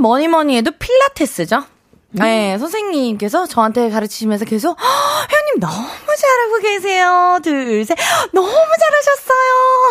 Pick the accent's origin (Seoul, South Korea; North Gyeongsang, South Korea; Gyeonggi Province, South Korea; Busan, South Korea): Seoul, South Korea; also born or lived in Daegu; 대구에서 태어나서 7살 때 이제 서울로 올라왔죠